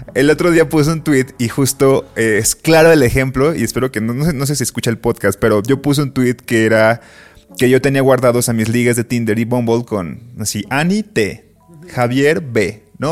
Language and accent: Spanish; Colima, Mexico; tengo tatuado Colima